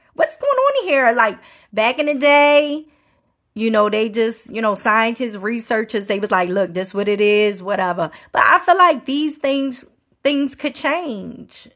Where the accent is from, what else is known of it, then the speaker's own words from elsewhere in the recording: Maryland, United States; Growing up in Maryland